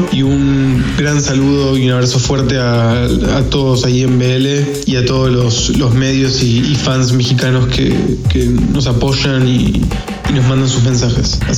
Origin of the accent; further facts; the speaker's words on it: Argentina; somos un grupo argentino